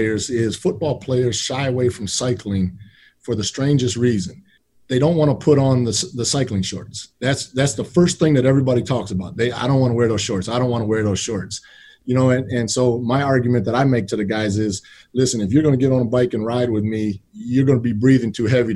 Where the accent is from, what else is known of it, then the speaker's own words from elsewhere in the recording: Madison, Wisconsin, United States; was born and raised in Madison, Wisconsin.